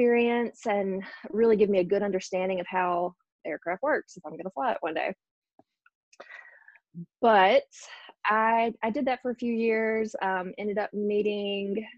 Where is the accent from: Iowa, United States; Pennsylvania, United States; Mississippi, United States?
Mississippi, United States; also born or lived in Houston, Texas; I was born in Houston, Texas, moved to Mississippi, probably not too much longer after that, and grew up in Mississippi, was raised here